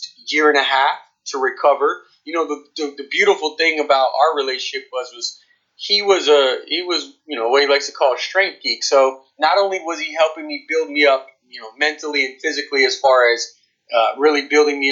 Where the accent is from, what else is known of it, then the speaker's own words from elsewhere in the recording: Dunedin, Florida, United States; I'm from Dunedin, which is about, an hour north of St. Petersburg